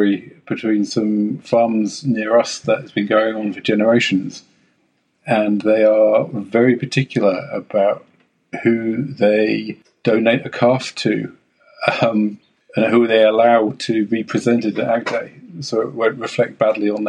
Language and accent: English; Waikato, New Zealand; I'm from Waikato, New Zealand